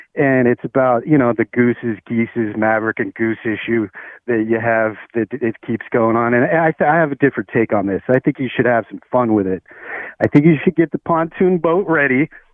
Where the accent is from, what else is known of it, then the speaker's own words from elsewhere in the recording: Ventura County, California, United States; moved away as an adult; also born or lived in Los Angeles (818), California; I moved back to my hometown of Ventura County in the eight oh five